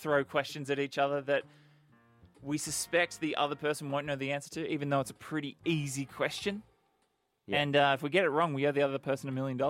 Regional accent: Perth, Western Australia, Australia; moved away; So we're both originally from Perth.

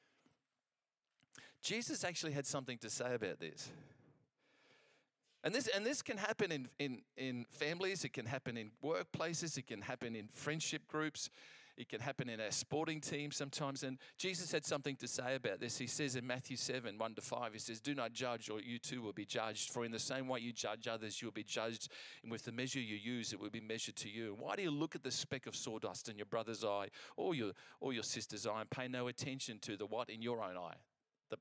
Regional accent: England, United Kingdom; I'm English, I can speak English

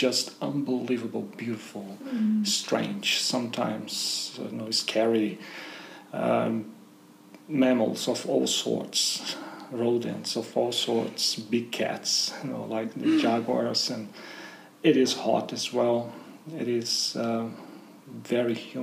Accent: Brazil; moved away as an adult; also born or lived in Germany; now in Australia; I was born in Brazil in the countryside, very close to Paraguay, and I grew up in a farm with my grandfather

